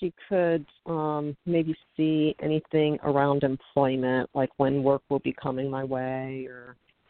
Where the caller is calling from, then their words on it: North Carolina, United States; Hi, this is … I'm calling from North Carolina.